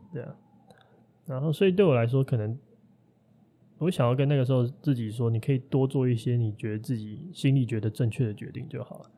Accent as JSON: {"language": "Chinese", "country": "Taiwan", "tie": "born or raised there", "also_born_or_lived": "Xinzhuang, New Taipei / Shilin, Taipei", "said": "的三四年级在新庄念，然后五六年级我跑到士林那边念，哦。啊，就去念天母的学校"}